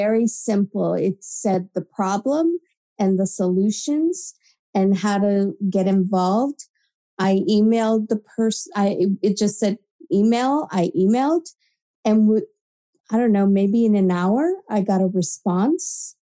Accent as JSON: {"language": "English", "region": "California", "country": "United States", "tie": "born or raised there", "said": "I grew up in California where there were a lot of shootings back in the 80s and early 90s."}